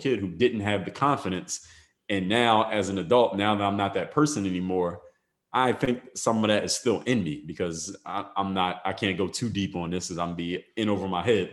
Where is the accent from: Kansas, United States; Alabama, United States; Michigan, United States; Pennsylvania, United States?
Pennsylvania, United States; Philadelphia; now in Miami, United States; I come from Philadelphia, Pennsylvania, live in Miami now